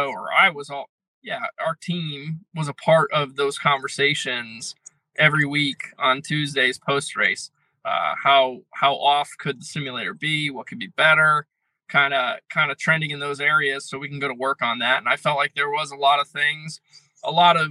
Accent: Connecticut, United States; I'm from Connecticut

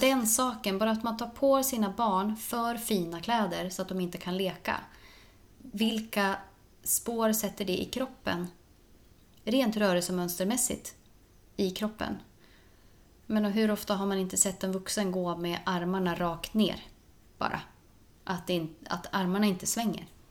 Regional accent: Norrland, Sweden; där jag kommer ifrån, det är, eh, man ska inte ta så mycket plats. Hos oss, eh, uppe i Norrland

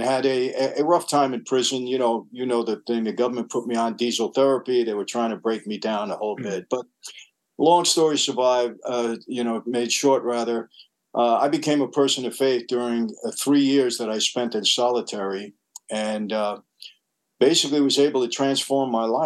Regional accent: New York City, New York, United States; also born or lived in Long Island; I grew up in New York and Brooklyn

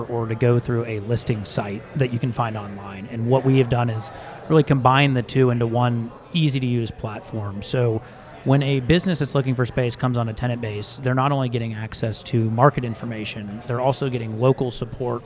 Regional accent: Dallas, Texas, United States; moved away as an adult; also born or lived in Chicago / Nashville, Tennessee / Newport Beach, California; I am actually from Dallas. I grew up here

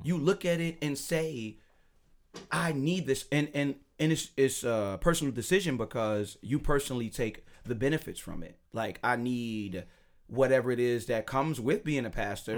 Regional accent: Chicago, Illinois, United States; I'm from Chicago.

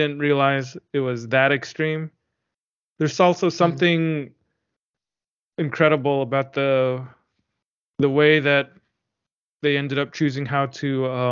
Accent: United States; being an American reader who only knows American English

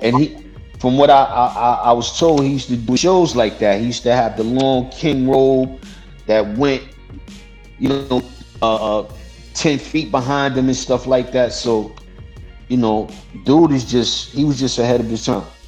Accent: New York City, New York, United States; I'm from Brooklyn and I'm from Queens, man. Come on, I'm from New York

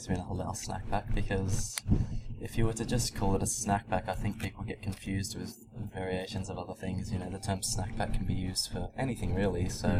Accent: Sydney, New South Wales, Australia; I'm 25 years old. Born and raised in Sydney.

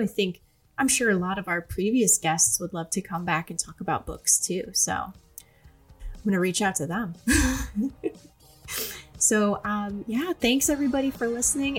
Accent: Cleveland, Ohio, United States; I'm from the Cleveland area

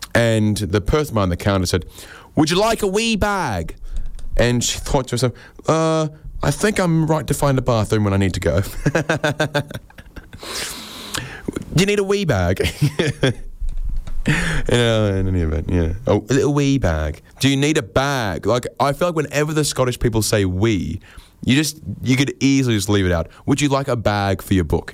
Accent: Australia

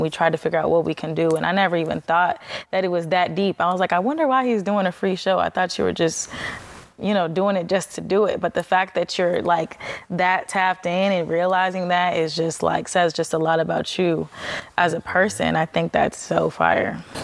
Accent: Chicago, Illinois, United States; moved away; our city

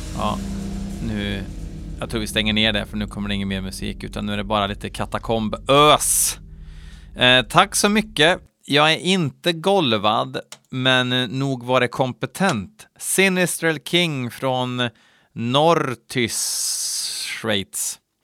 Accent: Värmland, Sweden; i Värmland, där jag kommer ifrån.

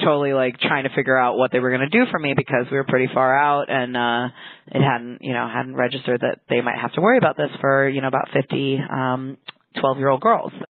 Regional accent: San Francisco, California, United States; I grew up in San Francisco

